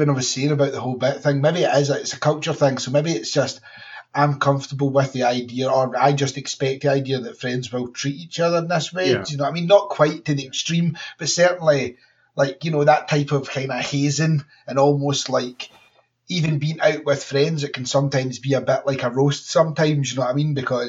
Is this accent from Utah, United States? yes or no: yes; Utah, United States; It's like, my Glaswegian husband moved in with me, and I grew up in Utah.